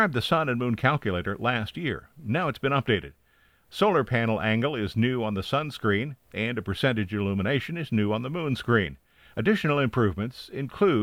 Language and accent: English; Bellefontaine, Ohio, United States; my hometown Bell Fountain Examiner